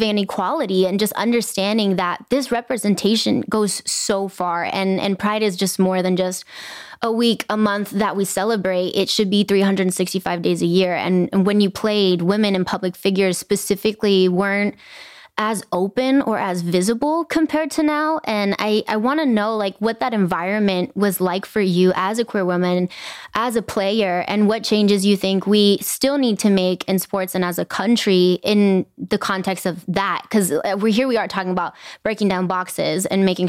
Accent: Inglewood, California, United States; I grew up in Inglewood, it's a brown and Black community

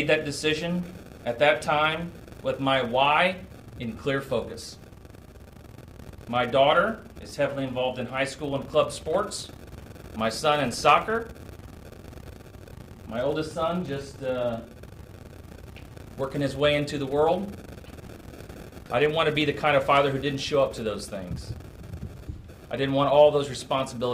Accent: Indianapolis, Indiana, United States; I grew up in West Indy

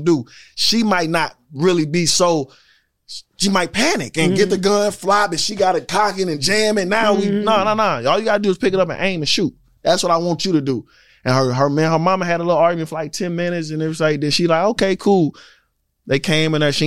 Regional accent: St. Louis, Missouri, United States; now in Georgia, United States; I'm from St. Louis.

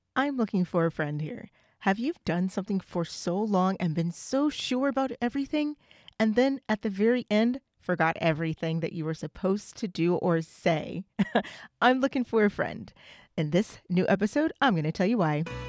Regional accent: United States; I'm not African. Nobody in my family is from Africa. I'm from the United States

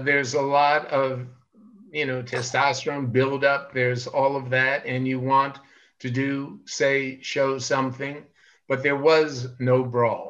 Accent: New York City, New York, United States; I'm from Brooklyn, New York, and I started out in a very tough Italian neighborhood, and fighting in the street was something that we did all the time

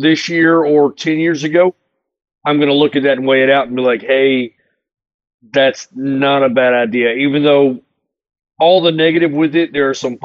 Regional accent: Charlotte, North Carolina, United States; Charlotte, North Carolina.

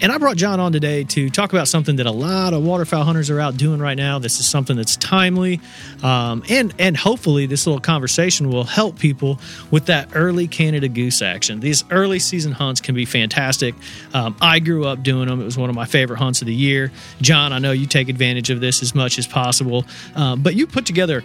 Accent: Indiana, United States; now in Tennessee, United States; I grew up hunting in Indiana

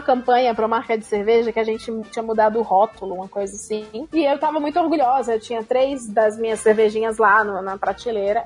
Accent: Ceará, Brazil; moved away as an adult; eu sou do Ceará

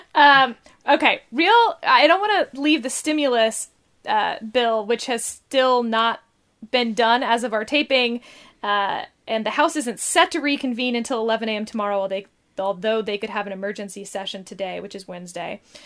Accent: Texas, United States; as a Texan

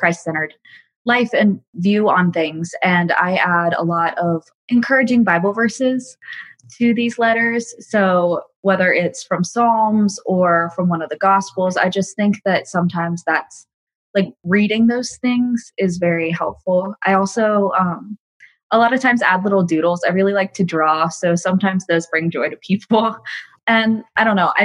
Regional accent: Atlanta, Georgia, United States; I'm 19 years old, and I'm from Atlanta, Georgia

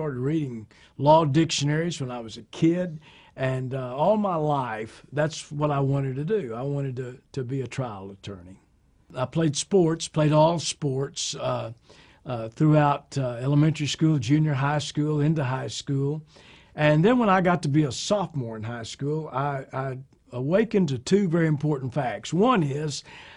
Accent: Fort Worth, Texas, United States; also born or lived in Oklahoma / Dallas, Texas; I grew up in Fort Worth, Texas, had a great mom and dad

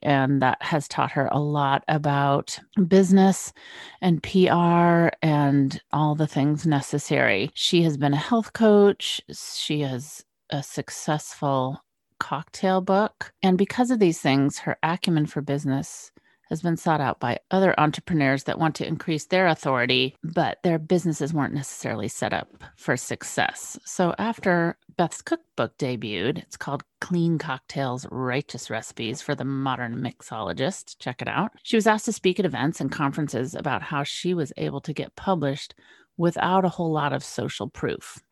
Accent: West Coast, United States; moved away as an adult; west coast girl moves east

